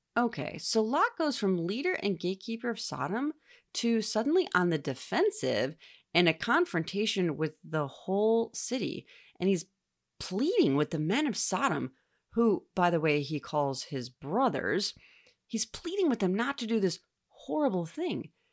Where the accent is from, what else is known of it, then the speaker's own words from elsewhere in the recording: United States; As an American, I live a life of wealth, comfort, ease, and general safety